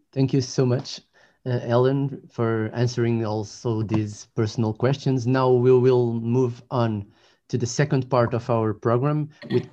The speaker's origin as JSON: {"language": "English", "region": "Lisbon", "country": "Portugal", "said": "I'm from Lisbon."}